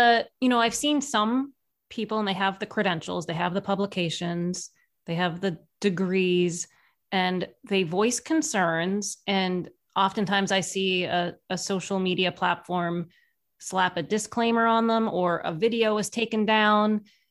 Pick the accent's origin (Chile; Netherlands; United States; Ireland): Ireland; Well, I'm Irish. We like to embellish our stories